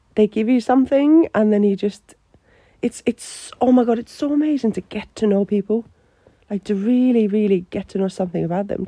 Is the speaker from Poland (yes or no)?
no; Finland; English is a second language; moved away as an adult; also born or lived in Australia; now in Newcastle, United Kingdom; I'm from Finland